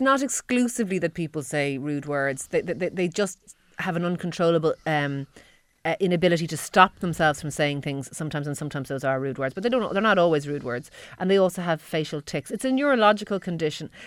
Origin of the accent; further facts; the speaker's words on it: Ireland; We're Irish